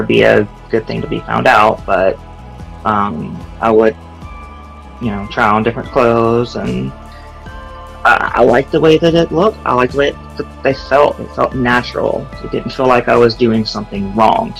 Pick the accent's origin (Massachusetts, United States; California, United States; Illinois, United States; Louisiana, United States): Louisiana, United States; now in Florida, United States; I'm from Louisiana